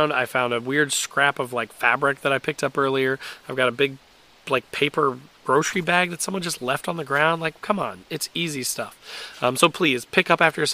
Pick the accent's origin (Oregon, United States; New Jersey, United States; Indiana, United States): Indiana, United States; I am an Indiana boy. I grew up in Indiana